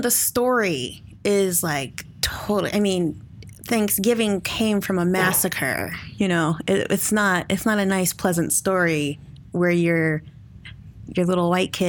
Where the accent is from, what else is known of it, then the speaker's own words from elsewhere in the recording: Alaska, United States; I grew up in Alaska, so I grew up with the Upper Athabascan people, and that is where I learned like how to forage and hunt and fish. But my dad is from Pawnee, Oklahoma